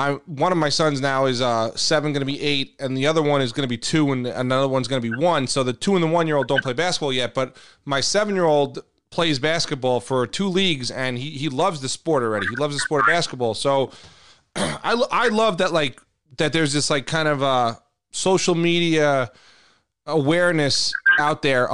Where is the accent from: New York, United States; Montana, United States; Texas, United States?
New York, United States; New York City; now in Long Island, United States; growing up in Queens